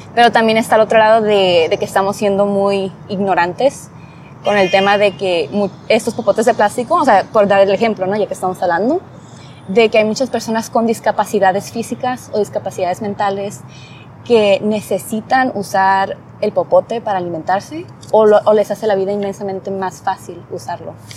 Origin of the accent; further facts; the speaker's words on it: Rosarito, Baja California, Mexico; crecí en Rosarito, es un área pequeña